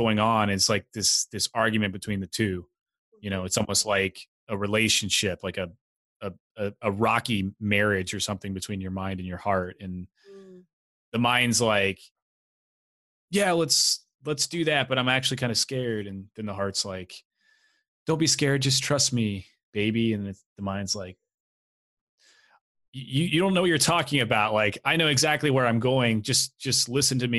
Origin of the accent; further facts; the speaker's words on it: Tennessee, United States; I grew up in Tennessee